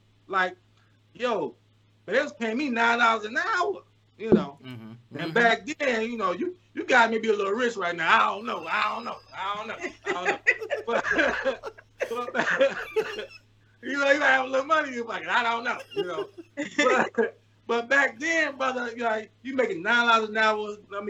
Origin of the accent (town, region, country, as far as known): Columbia, South Carolina, United States; born or raised there